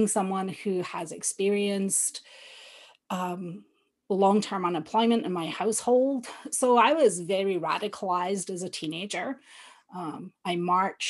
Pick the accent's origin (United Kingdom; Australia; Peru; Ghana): United Kingdom; Johnstone, Scotland; now in Canada; So I was born and raised just outside Glasgow in a small town called Johnston.